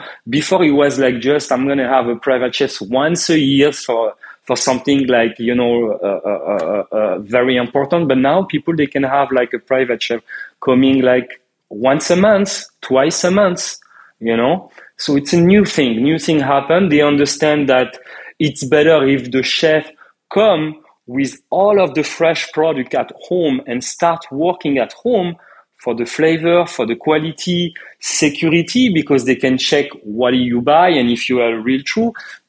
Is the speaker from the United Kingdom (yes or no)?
no; France; moved away as an adult; now in United States; when I come from France to America, I didn't know anyone.